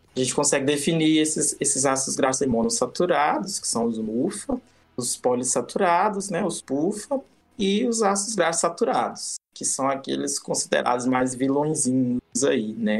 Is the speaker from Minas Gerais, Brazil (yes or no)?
yes; Minas Gerais, Brazil; lá da minha região, em Minas